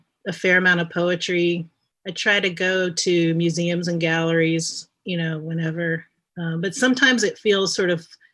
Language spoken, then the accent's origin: English; the South, United States; I'm from the South. We tell stories.